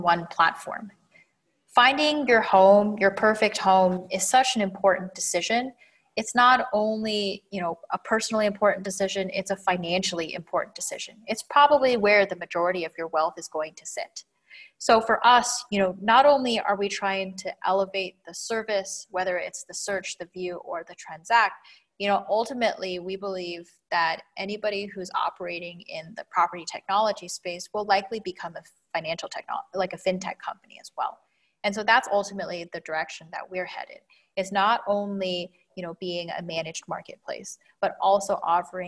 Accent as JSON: {"language": "English", "region": "Washington", "country": "United States", "tie": "born or raised there", "moved": "as an adult", "lives_now": "Dubai, United Arab Emirates", "said": "born and raised in Washington State"}